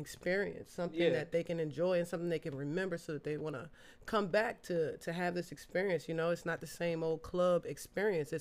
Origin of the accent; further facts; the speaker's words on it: Prince George, Virginia, United States; I am from Prince George, Virginia, a nice little country small